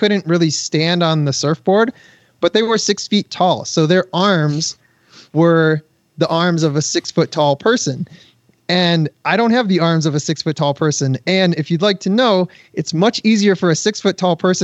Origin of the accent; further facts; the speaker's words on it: Michigan, United States; now in California, United States; I'm from Michigan